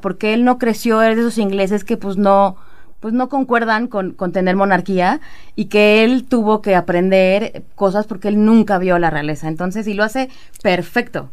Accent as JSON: {"language": "Spanish", "country": "Mexico", "said": "como mexicano"}